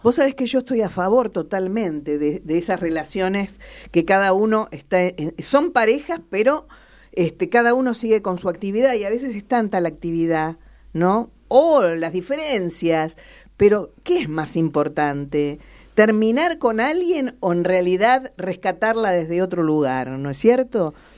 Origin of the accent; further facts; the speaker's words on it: La Pampa, Argentina; de dónde somos, de La Pampa